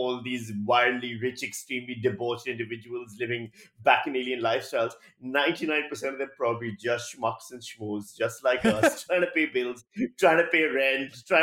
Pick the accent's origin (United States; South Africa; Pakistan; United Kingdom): Pakistan; moved away as an adult; now in Australia; I'm from Pakistan. Like, well, you know, when I was working as a journalist there